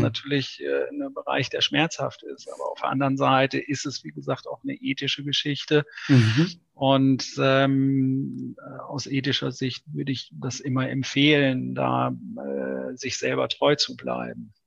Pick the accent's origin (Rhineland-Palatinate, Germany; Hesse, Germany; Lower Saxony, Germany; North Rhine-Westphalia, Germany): North Rhine-Westphalia, Germany; now in Buchholz in der Nordheide, Germany; ich bin ja ein Importierter. Ich komme ursprünglich gebürtig aus Ostwestfalen.